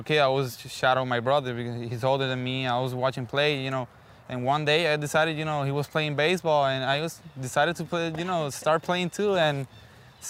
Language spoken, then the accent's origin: English; San Juan, Puerto Rico; I was born in San Juan, Puerto Rico. Basically, I've been living there since I was a little kid, since I was born